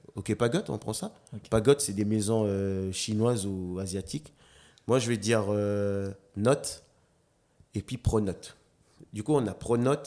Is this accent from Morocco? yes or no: no; Nouméa, South Province, New Caledonia; also born or lived in Lifou; j'ai grandi à Rivière-Salée en plus